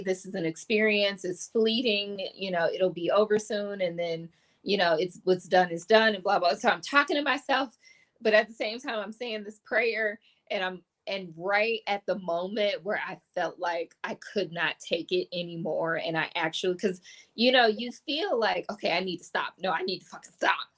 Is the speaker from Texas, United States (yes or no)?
no; Detroit, Michigan, United States; I grew up in Detroit. I grew up in the city.